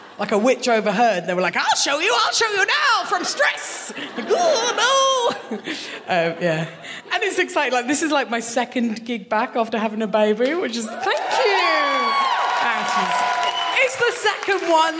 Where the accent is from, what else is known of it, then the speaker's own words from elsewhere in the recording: Kent, South East England, United Kingdom; moved away as an adult; now in Glasgow, United Kingdom; I am from Kent, the worst part of England. Like, to go from Kent to Glasgow